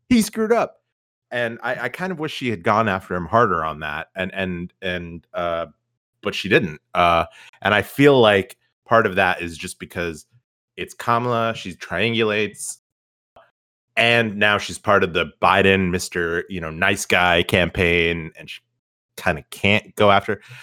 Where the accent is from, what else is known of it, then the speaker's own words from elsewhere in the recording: United States; as an American